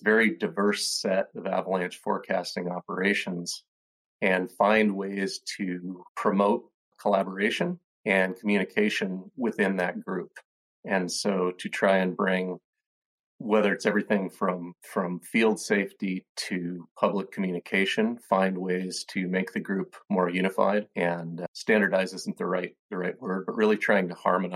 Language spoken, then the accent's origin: English; Lander, Wyoming, United States; now in Bellingham, United States; I grew up in Lander, Wyoming